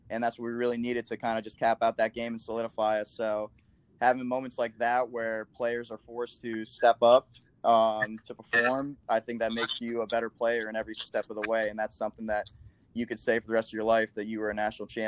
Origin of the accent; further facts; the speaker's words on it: Midwest, United States; we were definitely counted as the underdog because we're from the Midwest.